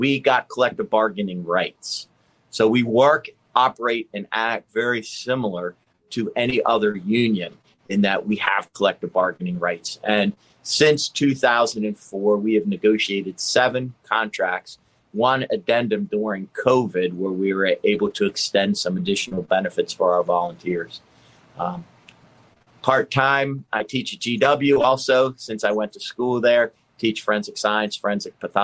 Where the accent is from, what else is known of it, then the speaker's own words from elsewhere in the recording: Pittsburgh, Pennsylvania, United States; moved away as an adult; now in Montgomery County, Maryland, United States; I grew up in Pittsburgh, started volunteering at 15 in a small little area